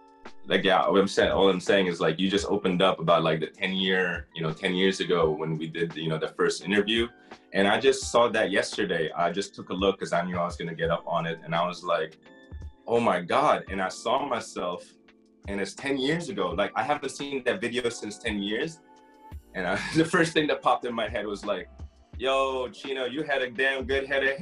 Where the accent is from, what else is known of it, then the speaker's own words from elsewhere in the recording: Damascus, Damascus Governorate, Syria; also born or lived in Saudi Arabia; I'm from Damascus. My father is Syrian. He named me …. I grew up as …. But when I did move to Damascus, I moved from Saudi Arabia as a kid to Damascus.